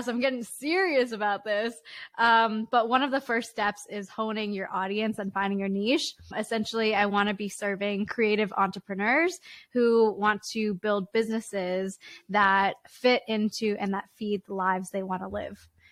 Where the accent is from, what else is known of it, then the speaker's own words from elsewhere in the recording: Richmond, British Columbia, Canada; in Richmond, British Columbia